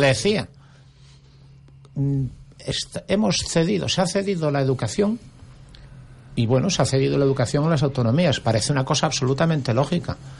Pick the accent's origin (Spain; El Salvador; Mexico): Spain; Asturias; now in Gran Canaria, Spain; yo soy originario de Asturias